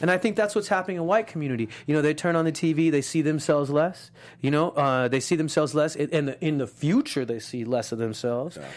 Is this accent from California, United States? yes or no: yes; Los Angeles, California, United States; I had a Muslim dad, a Jewish mom, and I grew up in East